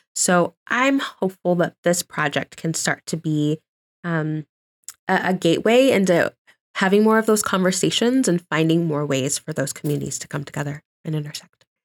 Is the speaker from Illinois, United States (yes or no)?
no; Johnson County, Kansas, United States; also born or lived in Omaha, Nebraska; I was born in Omaha, Nebraska, but, um, my family moved to Kansas City when I was three